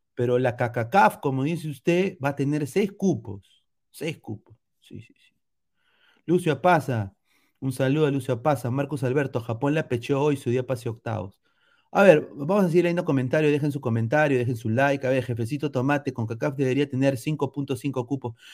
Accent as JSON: {"language": "Spanish", "country": "Peru"}